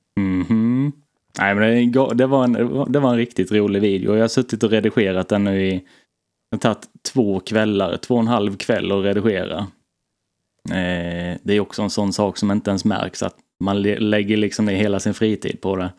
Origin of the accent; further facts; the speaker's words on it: Blekinge, Sweden; moved away; jag var hemma i Blekinge på semester